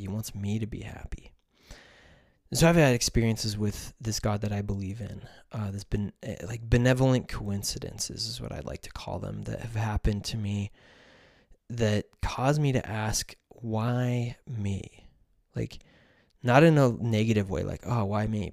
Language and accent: English; United States; I am from the United States